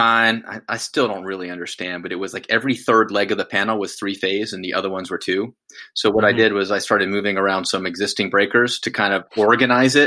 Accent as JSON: {"language": "English", "town": "Winston-Salem", "region": "North Carolina", "country": "United States", "tie": "born or raised there", "said": "I grew up in Winston-Salem, North Carolina"}